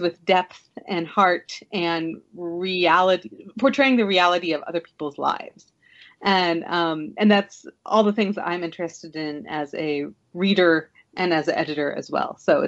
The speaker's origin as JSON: {"language": "English", "town": "Kansas City", "region": "Missouri", "country": "United States", "said": "It's about half an hour south of Kansas City. So whenever I describe where I'm from, I usually say I'm from Kansas City."}